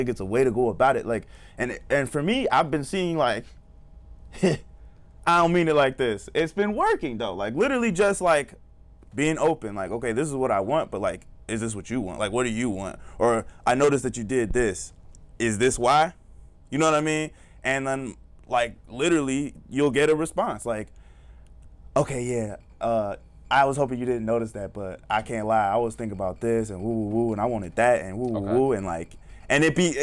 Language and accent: English; the South, United States; I was raised in the South.